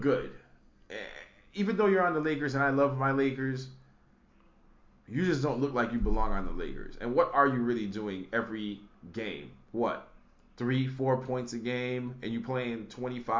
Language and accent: English; Chicago, Illinois, United States; We're from Chicago. Chicago through and through